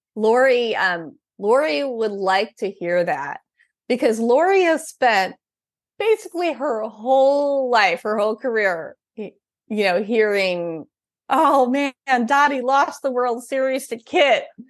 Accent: Upper Midwest, United States; I'm from the Upper Midwest

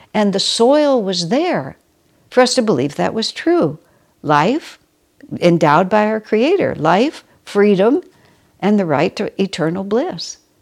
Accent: United States; first language English; I was born and raised in America, only speak English, and have only lived in this country

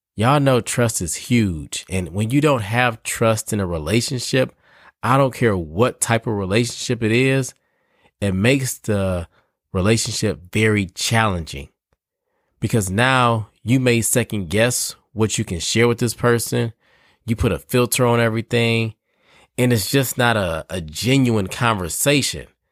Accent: Detroit, Michigan, United States; now in Raleigh, United States; I'm from Detroit

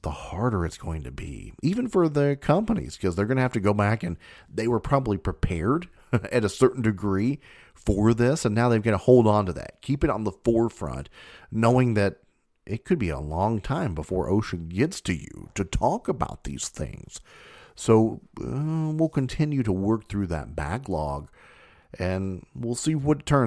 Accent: Kentucky, United States; I'm from Kentucky

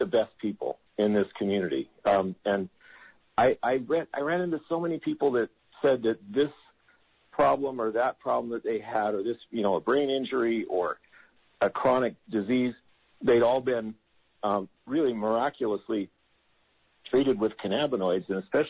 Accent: Utah, United States; moved away; I grew up here in Utah

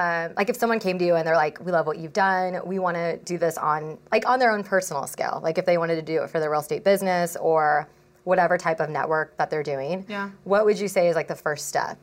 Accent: San Diego, California, United States; I've been like stuck in San Diego though my entire life.

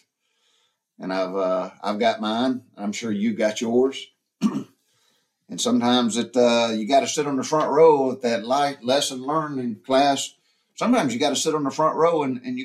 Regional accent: the South, United States; growing up in the South during the 60s and 70s

